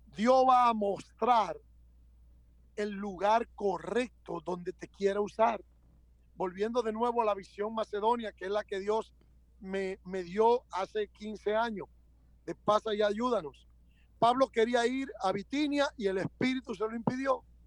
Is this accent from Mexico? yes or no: no; Dominican Republic; now in United States; yo soy dominicano, hablo español y soy americano